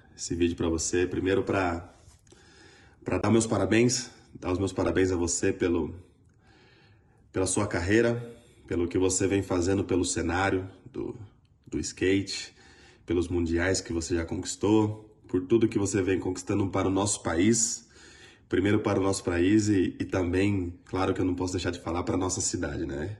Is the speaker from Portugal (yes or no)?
no; São José dos Campos, São Paulo, Brazil; nós somos joseenses